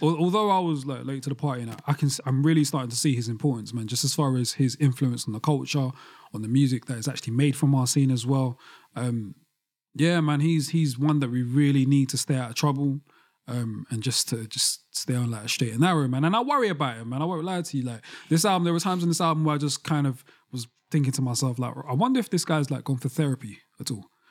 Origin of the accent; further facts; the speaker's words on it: London, United Kingdom; especially as a young black boy growing up in London